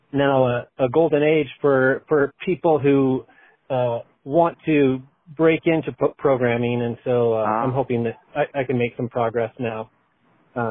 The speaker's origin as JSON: {"language": "English", "region": "Idaho", "country": "United States", "also_born_or_lived": "Chicago, Illinois", "moved": "yes", "lives_now": "Colorado, United States", "said": "I'm from Idaho, and I have lived in Chicago for about 10 years and now Colorado for about 10 years."}